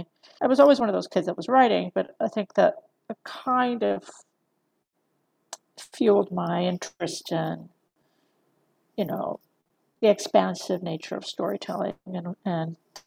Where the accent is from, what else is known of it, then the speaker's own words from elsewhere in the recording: Eastern Seaboard, United States; also born or lived in Philadelphia / Utah / California; I was born in Philadelphia, grew up mostly along the Eastern Seaboard in New Jersey, Florida, North Carolina. But there was like a stint in Utah for a while, and then there was a long stint in California.